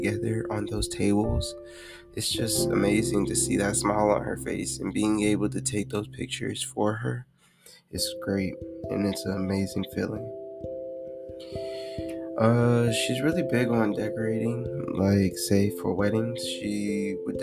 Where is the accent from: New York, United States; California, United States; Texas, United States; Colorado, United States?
Colorado, United States; Fountain; I'm from Fountain, Colorado, raised by a wonderful mother